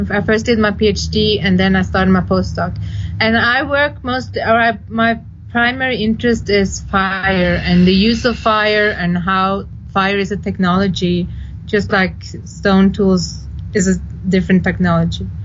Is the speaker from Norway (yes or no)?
yes; Fauske, Nordland, Norway; English is a second language; now in Johannesburg, South Africa; Okay, so I'm … uh, I actually I grew up in Fauske, which isn't too far from Saltstraumen